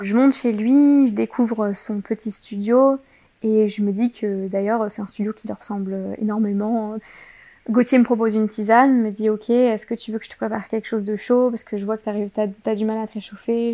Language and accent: French; France; je suis française